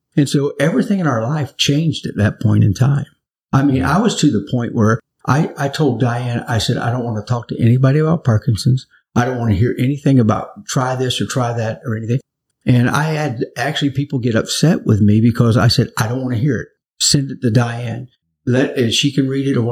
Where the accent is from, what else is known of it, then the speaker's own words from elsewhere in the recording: Naples, Florida, United States; moved away as an adult; now in New Hampshire, United States; I'm from Florida originally. I was born in Central Florida and we grew up in Naples